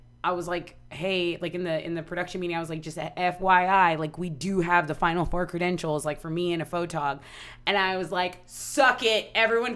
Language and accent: English; Corpus Christi, Texas, United States; moved away; Corpus is just a small town. I love my hometown